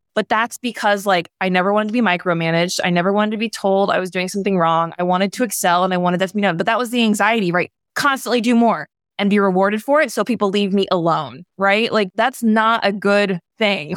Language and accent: English; the South, United States; I was raised in the South